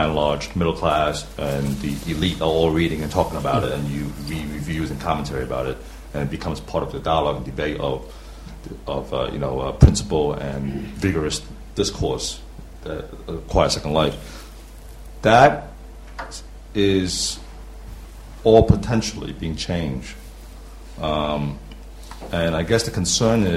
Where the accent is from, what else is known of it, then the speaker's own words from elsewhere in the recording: New York, United States; now in London, United Kingdom; I'm from New York, and now living in London.